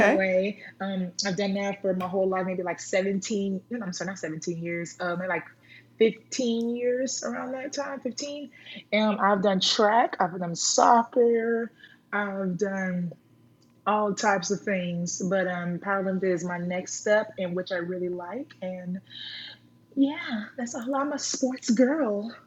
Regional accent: Rowlett, Texas, United States; now in Blue Ridge, United States; I was um, raised in Rowlett, Texas, and now I am from Blue Ridge now

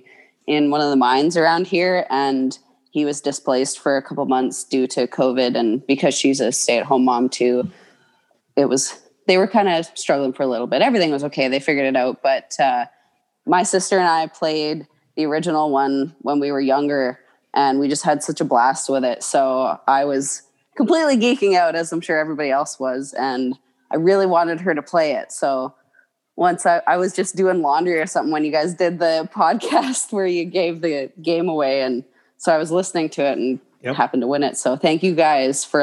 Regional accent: British Columbia, Canada; I'm from Canada. I'm from British Columbia

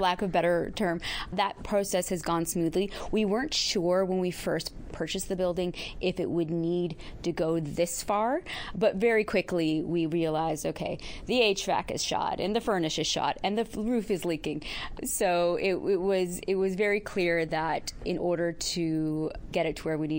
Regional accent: Seal Cove, Newfoundland and Labrador, Canada; moved away as an adult; now in Victoria, Canada; I'm from Seal Cove

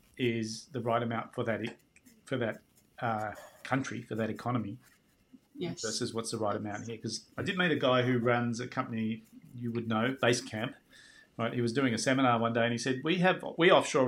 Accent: Australia

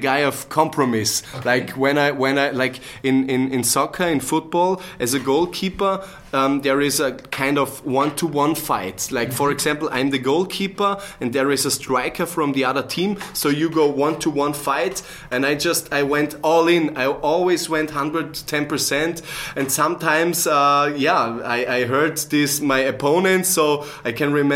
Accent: Bregenz, Vorarlberg, Austria; I'm from the same region in Austria as Dominic is, from Vorarlberg. I was born and raised in Bregenz.

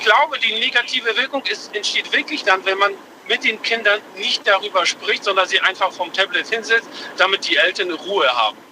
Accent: Lindau, Bavaria, Germany; eigentlich aus Lindau, bin aber quer durch Deutschland gerade unterwegs. Lindau am Bodensee.

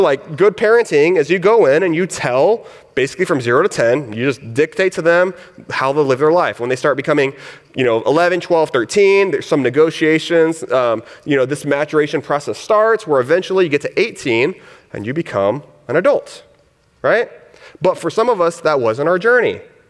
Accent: the South, United States; I grew up in the South, hence my accent.

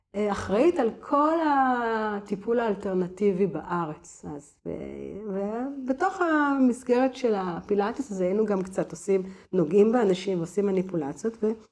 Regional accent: Givatayim, Tel Aviv District, Israel; now in Tivon, Israel; גדלתי בגבעתד

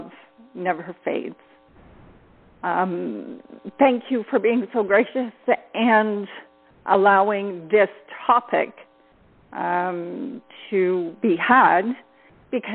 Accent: Ontario, Canada; I am from Ontario, Canada.

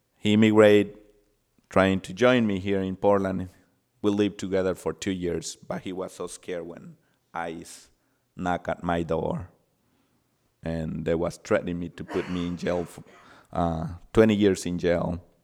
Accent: El Salvador; now in United States; I'm from El Salvador, and I did not have the opportunity to, um, grow with my parents.

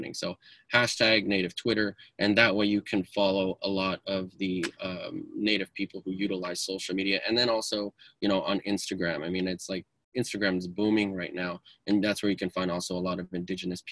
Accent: Denver, Colorado, United States; I was born in Denver, but I am American and not American at the same time

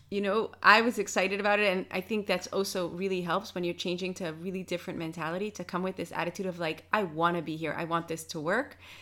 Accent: New York, United States; now in Netherlands; I come from New York

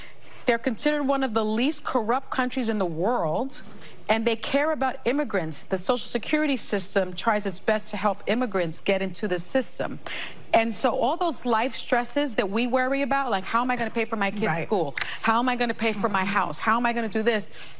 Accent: New York City, New York, United States; I live in New York, and I'm from the Bronx.

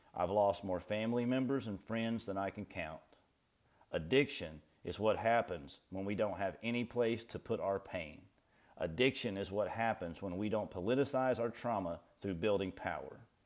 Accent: northeastern Kentucky, United States; also born or lived in Appalachia; I'm from Appalachia and grew up in northeastern Kentucky on my papa's small tobacco farm

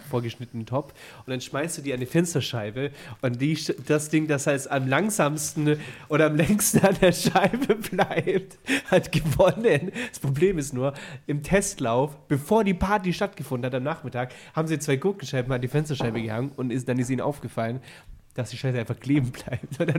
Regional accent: Berlin, Germany; also born or lived in Bavaria; also Berlin hat mich zu dem Mann gemacht, der ich bin. Wenn ich jetzt nach Bremen ziehe und sage, ja, ich komme, weil ich sage natürlich, dass ich aus Berlin komme. Also ich bin

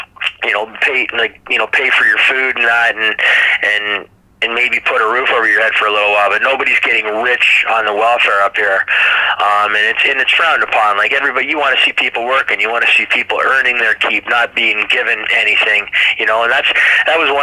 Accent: Toronto, Ontario, Canada; also born or lived in Chicago, Illinois, United States; pretty much been raised in the Toronto area for my whole life

